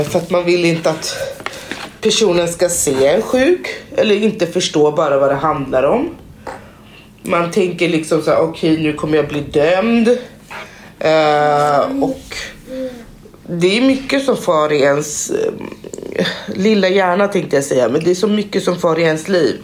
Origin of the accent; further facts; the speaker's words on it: Conakry, Guinea; now in Sweden; ursprungligen kommer jag från Conakry eh, som ligger i Västafrika.